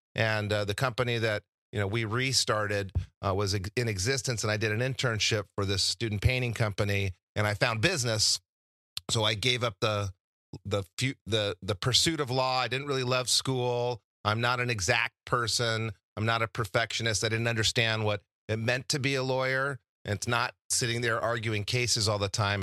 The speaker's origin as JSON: {"language": "English", "town": "Albuquerque", "region": "New Mexico", "country": "United States", "also_born_or_lived": "Santa Barbara, California / Laguna Beach, California", "moved": "as an adult", "said": "I came from New Mexico, and in New Mexico, I didn't have a whole lot of exposure to different careers"}